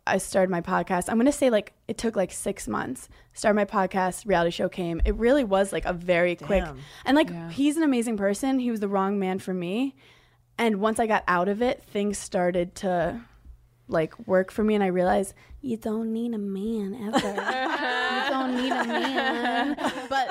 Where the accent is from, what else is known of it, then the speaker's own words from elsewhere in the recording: New York City, New York, United States; I grew up in Brooklyn